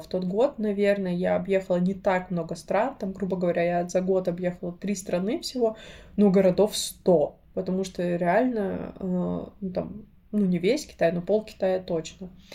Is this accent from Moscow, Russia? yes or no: no; Krasnoyarsk, Krasnoyarsk Krai, Russia; moved away; росла, и когда я приезжаю, это всегда особое ощущение. Я не знаю, у меня есть такое, я боюсь летать, но когда я лечу в Красноярск, я точно знаю, что все будет хорошо